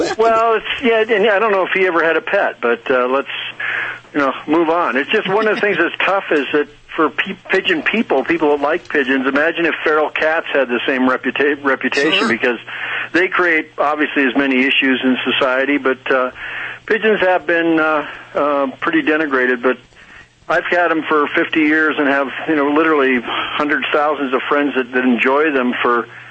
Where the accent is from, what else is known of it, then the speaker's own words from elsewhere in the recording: Seattle, Washington, United States; I grew up in Seattle